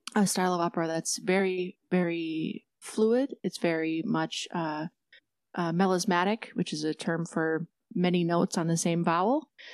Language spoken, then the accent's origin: English; Detroit Lakes, Minnesota, United States; my hometown in Detroit Lakes, Minnesota